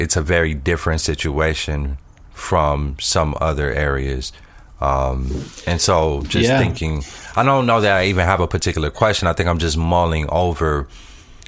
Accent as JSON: {"language": "English", "town": "Flint", "region": "Michigan", "country": "United States", "tie": "born or raised there", "said": "I'm based in Flint, Michigan"}